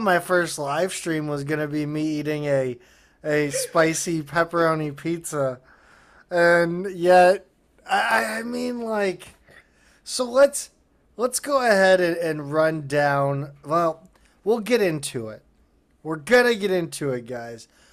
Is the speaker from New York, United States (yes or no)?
no; Hazelwood School District, Missouri, United States; I grew up in the Hazelwood School District